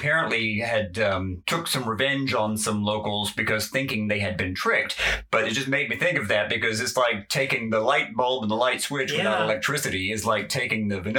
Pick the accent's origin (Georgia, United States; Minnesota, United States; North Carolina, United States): Georgia, United States; Well, I'm from Georgia